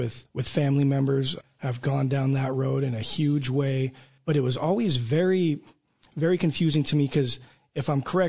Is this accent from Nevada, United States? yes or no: yes; Nevada, United States; moved away as an adult; now in Oklahoma, United States; I come from Nevada where it's legalized. I moved here about a year and a half ago